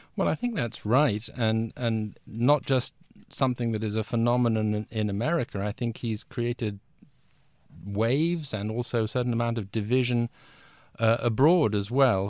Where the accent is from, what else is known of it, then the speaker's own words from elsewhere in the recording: London, United Kingdom; also born or lived in Washington; I'm British. I'm from London originally.